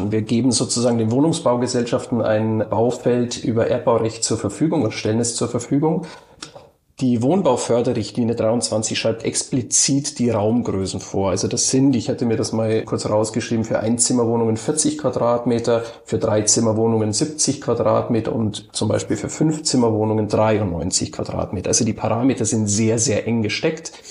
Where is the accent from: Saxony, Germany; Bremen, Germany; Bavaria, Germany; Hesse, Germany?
Bavaria, Germany; Passau; also born or lived in Cottbus; now in Berlin, Germany; gebürtig komme ich aus Passau. Das habe ich aber schon sehr, sehr lange verlassen. Ich habe in Cottbus Architektur studiert und auch in Berlin. Also ein bisschen ähm, Heimweh hat man als Bayer, glaube ich, immer. Aber ich bin in Berlin heimisch geworden